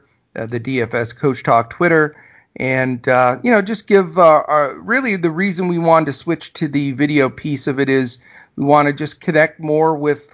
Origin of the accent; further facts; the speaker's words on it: Texas, United States; my hometown team here, the Texas Rangers